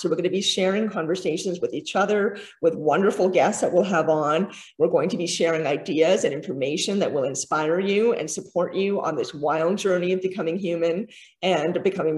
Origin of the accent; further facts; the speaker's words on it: Canada; I'm Canadian